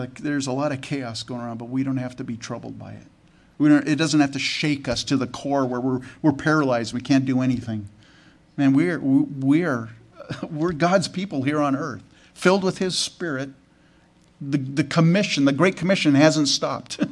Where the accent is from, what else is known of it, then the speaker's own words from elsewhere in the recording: California, United States; also born or lived in Canada; I was born in Canada and grew up in California in the United States.